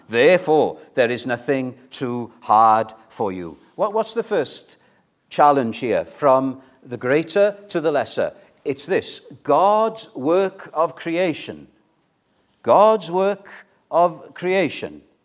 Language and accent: English; Llandudno, Wales, United Kingdom; moved away; When I was living in Llandudno, I was brought up in North Wales, Llandudno, the Queen of Welsh Resorts